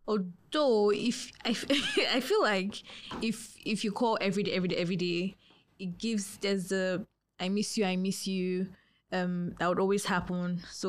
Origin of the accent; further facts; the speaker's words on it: Lagos, Nigeria; People like us are out that they gave us, and we're born and brought up in Lagos.